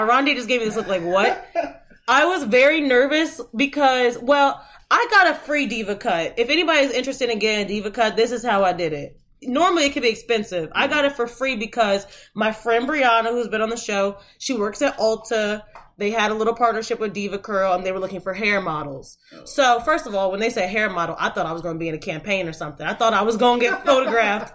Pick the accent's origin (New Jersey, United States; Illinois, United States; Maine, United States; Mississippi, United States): New Jersey, United States; we're from South Jersey, almost Philly